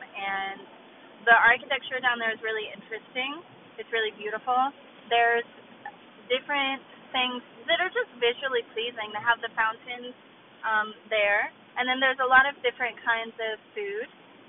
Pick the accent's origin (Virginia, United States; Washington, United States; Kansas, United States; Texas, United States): Texas, United States; Fort Worth; I was born and raised in Texas.